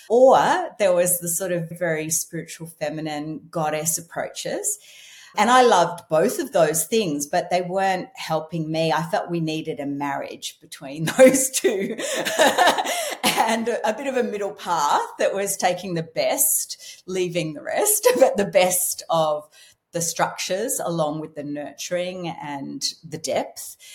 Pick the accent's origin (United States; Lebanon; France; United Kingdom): United Kingdom; Scotland; I'm Scottish.